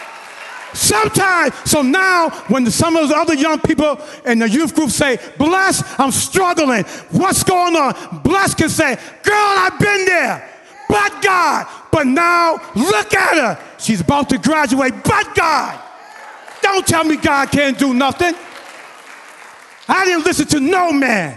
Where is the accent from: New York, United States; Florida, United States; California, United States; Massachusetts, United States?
Massachusetts, United States; Boston; now in Mountain View, United States; I had a great church growing up in Boston.